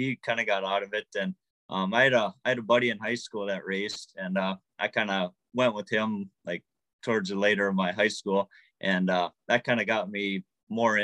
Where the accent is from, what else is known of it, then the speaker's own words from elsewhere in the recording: Marion, North Dakota, United States; I'm from Marion, North Dakota, just a small town here, just southeast